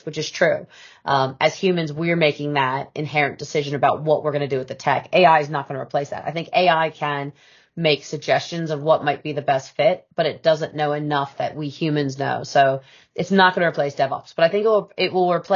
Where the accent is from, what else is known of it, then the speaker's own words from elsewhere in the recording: United States; now in United Kingdom; being an American by birth